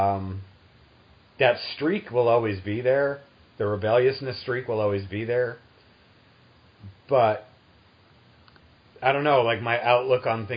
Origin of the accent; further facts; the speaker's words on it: New England, United States; moved away; also born or lived in the South; I grew up in New England and, you know, moved to the South